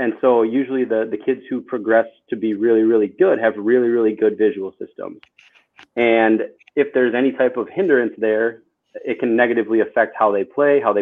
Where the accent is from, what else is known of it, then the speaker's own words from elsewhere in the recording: Janesville, Wisconsin, United States; moved away; also born or lived in Chicago, Illinois / Milwaukee, Wisconsin; born in Chicago, raised in Wisconsin, and went to school in Wisconsin, Janesville, Wisconsin, which is like the southern